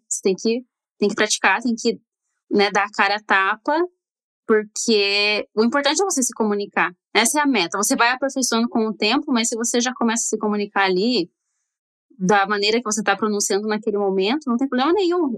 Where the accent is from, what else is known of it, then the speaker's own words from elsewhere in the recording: Brazil; now in Los Angeles, United States; eu era brasileira